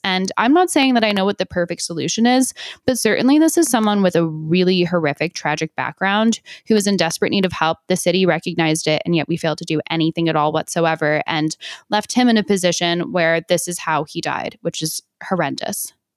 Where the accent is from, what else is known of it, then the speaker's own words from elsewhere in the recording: New Jersey, United States; my home state of New Jersey